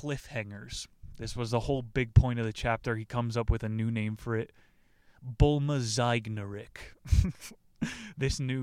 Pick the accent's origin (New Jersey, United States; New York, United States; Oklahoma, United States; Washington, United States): New Jersey, United States; moved away; I'm from New Jersey. The Sopranos is Bible back there